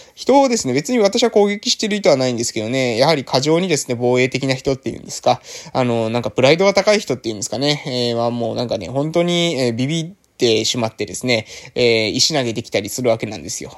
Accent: a village on Amami Oshima, Kagoshima, Japan; moved away as an adult; also born or lived in Fukuoka; ここはですね、私 が生まれ育ったですね、村なわけでございますけれども

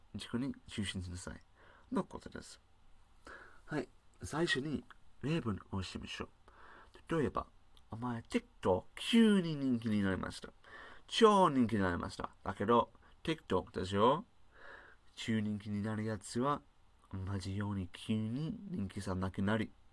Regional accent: United Kingdom; Japanese is a second language; now in Japan; 私は英国人でしょ日本に暮らしているデータサイエンティスト

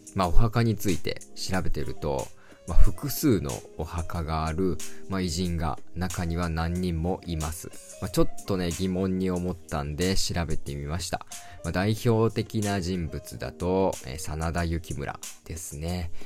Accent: Mikawa, Aichi, Japan; 地元三河なので

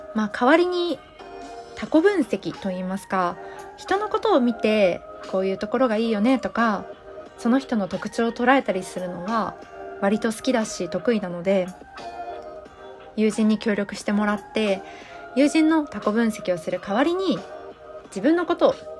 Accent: Osaka, Japan; accent: Kansai dialect; moved away as an adult; now in Kanto, Japan; 出身は大阪でして生まれも育ちも大阪です

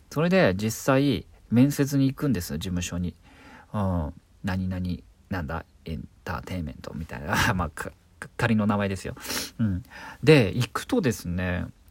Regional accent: Nobeoka, Miyazaki, Japan; moved away as an adult; also born or lived in Tokyo; 僕は九州の宮崎県延岡市というとこで18歳まで生まれ育ったんですが、やっと大学進学を機に東京に出てきた

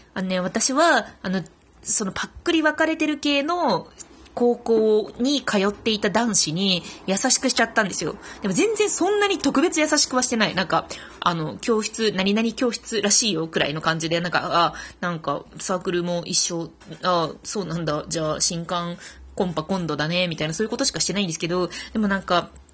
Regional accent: Fukuoka, Japan; moved away as an adult; also born or lived in Tokyo; 福岡から上京してきたので

